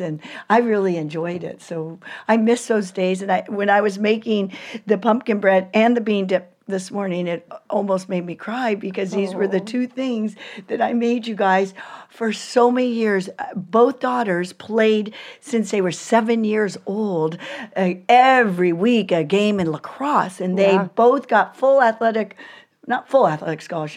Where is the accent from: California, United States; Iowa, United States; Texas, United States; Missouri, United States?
California, United States; moved away; also born or lived in Virginia; I'm from California